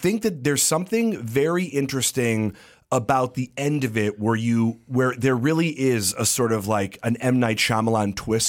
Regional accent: Illinois, United States; I grew up outside of Chicago. We both did. And we grew up I wouldn't say poor, but we could never afford Air Jordan shoes.

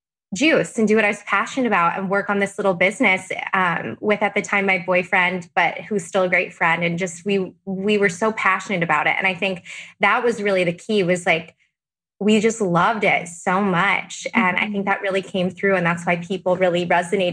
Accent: Arizona, United States; moved away as an adult; now in San Diego, United States; I'm from Arizona originally, and I moved to law school in San Diego, which is where I currently still live.

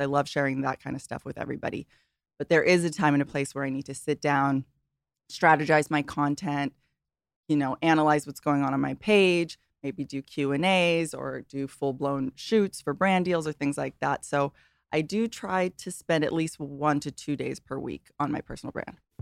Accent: Hawaii, United States; I grew up in Hawaii

